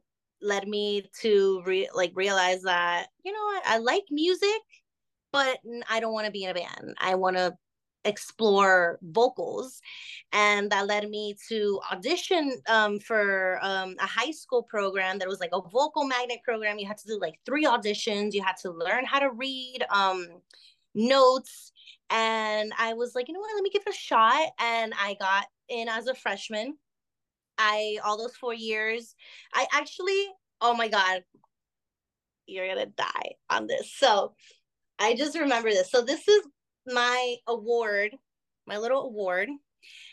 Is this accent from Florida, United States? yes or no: yes; Miami, Florida, United States; also born or lived in Barquisimeto, Venezuela; I was basically raised here. I've always lived in Miami all my years.